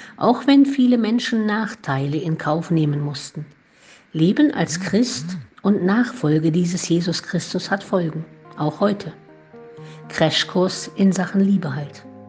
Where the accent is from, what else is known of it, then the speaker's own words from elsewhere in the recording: Heiligenstadt, Thuringia, Germany; now in Olpe, Germany; ich in Heiligenstadt im thüringischen Eichsfeld geboren und in der Nähe aufgewachsen bin